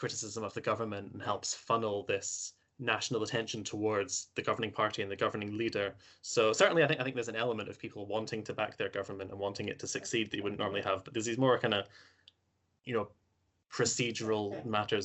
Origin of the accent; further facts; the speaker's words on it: Scotland, United Kingdom; my home country of Scotland